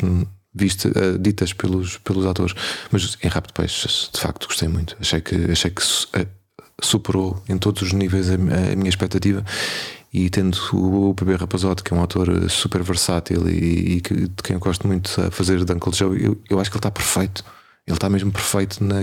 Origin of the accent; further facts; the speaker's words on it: Portugal; nós somos portugueses